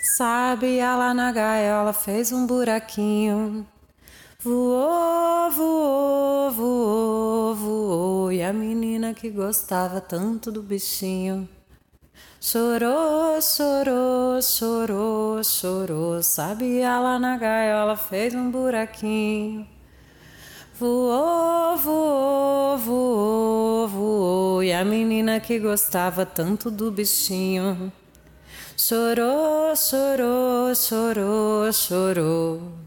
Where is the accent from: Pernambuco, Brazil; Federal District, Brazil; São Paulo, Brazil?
Pernambuco, Brazil; Olinda; Quando eu era criança lá em Olinda